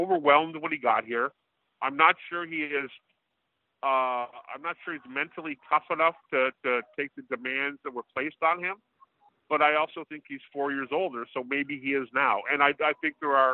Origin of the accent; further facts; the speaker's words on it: a suburb of Toronto, Ontario, Canada; my hometown, a suburb of Toronto